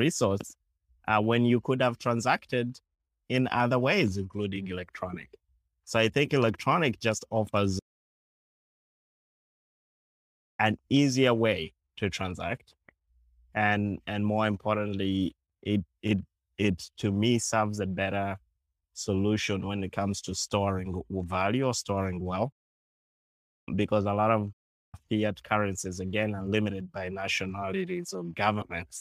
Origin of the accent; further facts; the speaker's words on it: Uganda; I grew up in Uganda